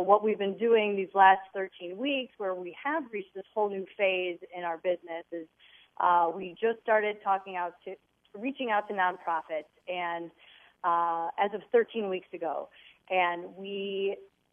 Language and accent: English; Wilmette, Illinois, United States; we grew up in the North Shore of Chicago in Wilmette